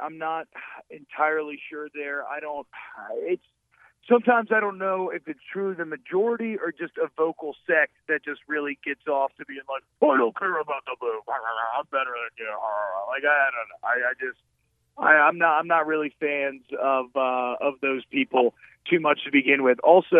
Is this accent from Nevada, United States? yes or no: no; Atlanta, Georgia, United States; I grew up in Atlanta, so the only games I could ever go to would be those Thanksgiving games when they were in Baton Rouge